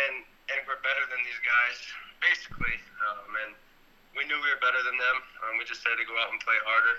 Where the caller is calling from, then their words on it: Afyon, Afyonkarahisar, Turkey; Turkey. Afyon. I don't know how to say the whole city, but Afyon.